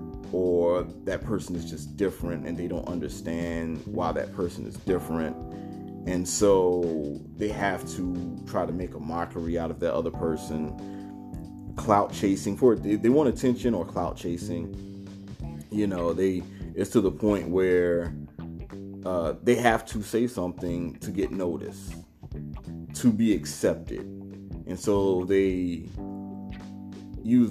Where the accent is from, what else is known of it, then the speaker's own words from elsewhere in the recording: Savannah, Georgia, United States; moved away; being from Savannah in the era I grew up